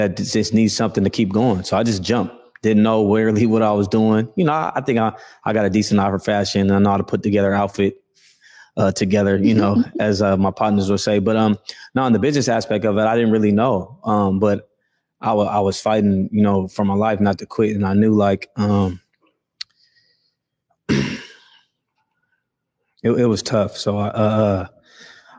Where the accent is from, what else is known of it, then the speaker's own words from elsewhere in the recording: Inglewood, California, United States; moved away; I grew up in Inglewood